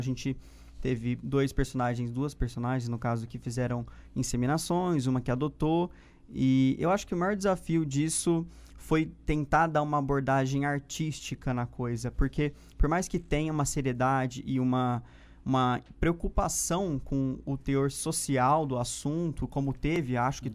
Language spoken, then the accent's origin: Portuguese; Ribeirão Preto, São Paulo, Brazil; also born or lived in Uberlândia; Ribeirão, que é onde eu nasci, cresci e aprendi a amar também a cidade